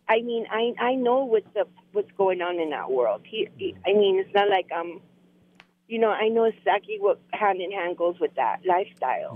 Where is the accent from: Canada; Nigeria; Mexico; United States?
Mexico; accent: Mexican; moved away; you could tell by my accent I'm Mexican.